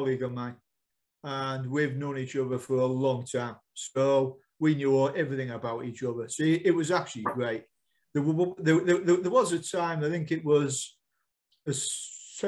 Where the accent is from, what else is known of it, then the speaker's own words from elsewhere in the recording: United Kingdom; we are British, we're not American